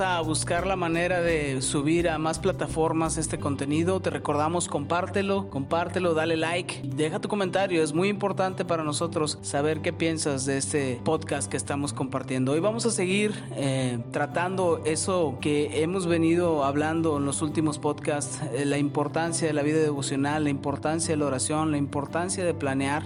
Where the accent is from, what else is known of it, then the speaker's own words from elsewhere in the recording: Mexico; como mexicano y como persona de, a pie